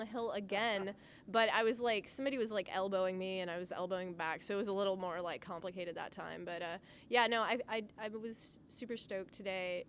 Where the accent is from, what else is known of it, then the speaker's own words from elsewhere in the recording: Mississippi, United States; moved away; I grew up in Mississippi